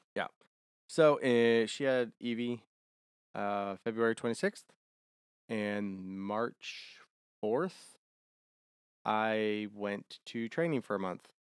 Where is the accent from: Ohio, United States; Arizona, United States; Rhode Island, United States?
Ohio, United States; also born or lived in Germany; now in Savannah, United States; I'm from Ohio, so we're both northern kids.